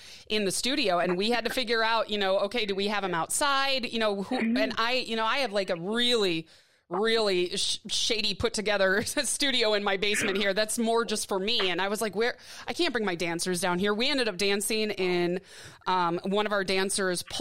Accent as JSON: {"language": "English", "town": "Milwaukee", "region": "Wisconsin", "country": "United States", "tie": "born or raised there", "also_born_or_lived": "Detroit / Midwest", "moved": "as an adult", "lives_now": "Tucson, United States", "said": "my TCRG from when I grew up in Milwaukee"}